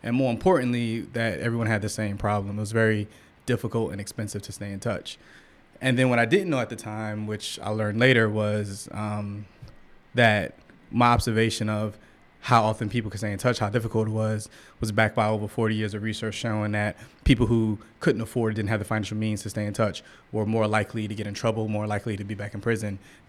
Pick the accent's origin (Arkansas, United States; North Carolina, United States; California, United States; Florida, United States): Florida, United States; St. Petersburg; Yeah, so I grew up in St. Petersburg, Florida, which is right outside of Tampa. And, you know, just where I grew up at, it was just the drug culture, right?